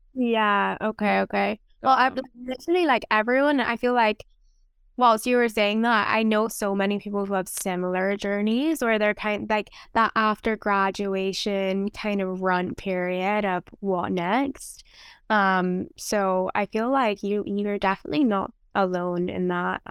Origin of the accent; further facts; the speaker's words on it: Barbados; now in London, Canada; I am from Barbados